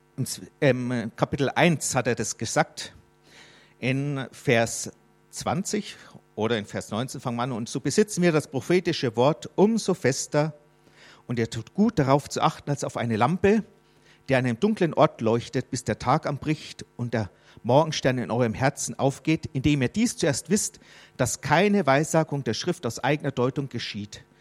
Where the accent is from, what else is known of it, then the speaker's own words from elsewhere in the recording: Germany; ich bin ein Fremdling hier in Deutschland, obwohl ich Deutscher bin